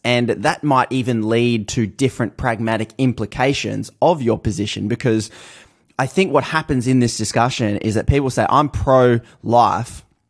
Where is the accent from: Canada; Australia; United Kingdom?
Australia; I'm from Australia.